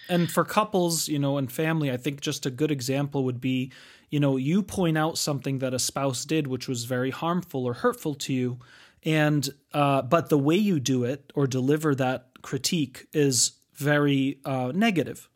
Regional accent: United States; we grew up in the United States

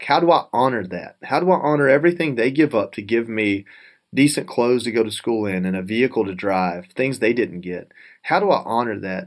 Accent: North Georgia, United States; growing up in North Georgia with not a lot of money

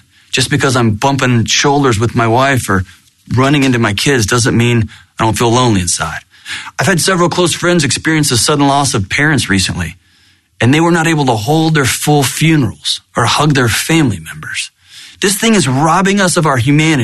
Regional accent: Texas, United States; born and raised in Texas

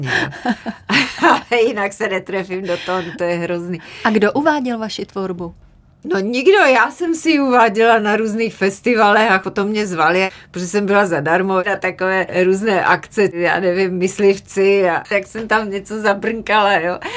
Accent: Martin, Žilina Region, Slovakia; moved away; also born or lived in Moravia; To mi pomohlo hodně, protože jak jsme se přestěhovali z Moravy do Martina, protože otec měl tuberkulózu a museli do vysokorského pásma, kde byly hory kolem celého toho Martina.

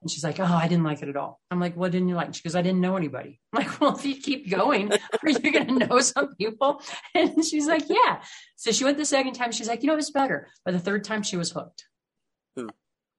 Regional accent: Midwest, United States; moved away; also born or lived in the Rockies; I grew up in the Midwest where everything's really flat, and now I live out here in the Rockies

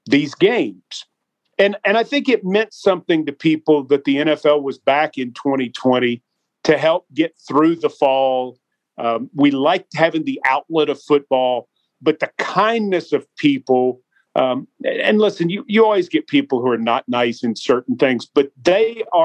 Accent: Franklin, United States; I started on the cable access station in my hometown of Franklin

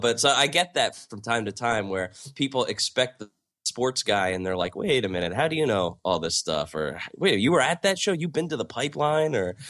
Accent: South Amboy, New Jersey, United States; Born and raised in South Amboy, New Jersey, which is a small town just outside of Staten Island. It's about a mile square.

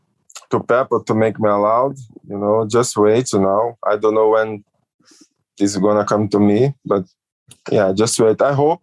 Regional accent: Rio de Janeiro, Brazil; Weather is like Rio de Janeiro, you know, it's always hot, beach, you know, I like, I feel my hometown.

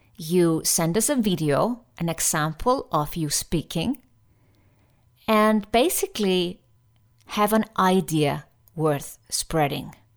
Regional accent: Iceland; now in Switzerland; I was from Iceland, living in Switzerland

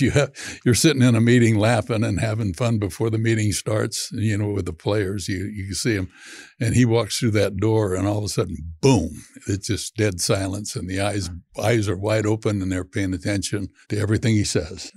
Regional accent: San Joaquin Valley, California, United States; I'm from the San Joaquin Valley of California

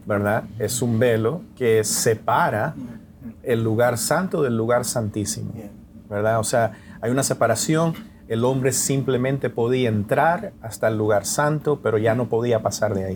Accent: Nicaragua; moved away; Yo soy nicaragüense, de origen nicaragüense

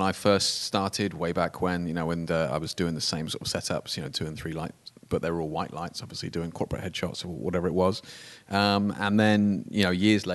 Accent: United Kingdom; it's the part of being British.

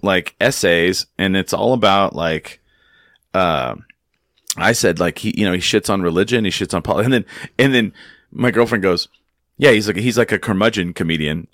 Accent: Clovis, New Mexico, United States; I grew up in a town, I grew up in Clovis, New Mexico

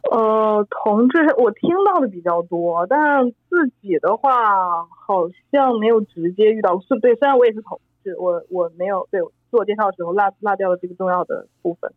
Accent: China; 我是中国人

